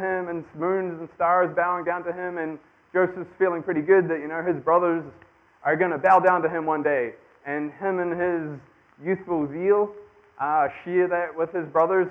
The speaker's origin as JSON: {"language": "English", "country": "New Zealand", "moved": "as an adult", "said": "I am from New Zealand"}